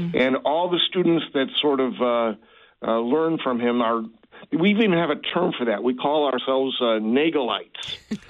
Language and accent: English; Chicago, Illinois, United States; moved away as an adult; now in Bonne Terre, United States; Now I'm back up in Chicago, my hometown, during the week.